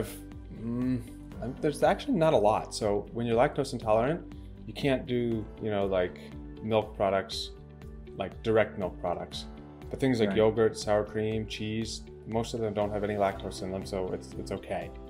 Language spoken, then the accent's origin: English; United States; As an American, I don't know about you, but I was brought up to try everything